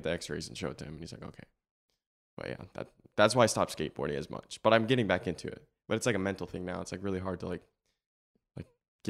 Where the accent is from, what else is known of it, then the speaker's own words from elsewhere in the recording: Florida, United States; born there; I'm 19 years of age. I was born in January 6th, 2003. In Florida.